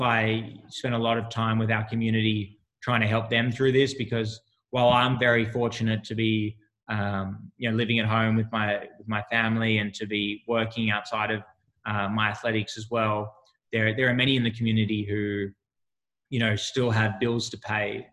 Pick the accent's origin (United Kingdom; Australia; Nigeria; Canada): Australia; moved away as an adult; also born or lived in United States; now in Sydney, Australia; an Australian athlete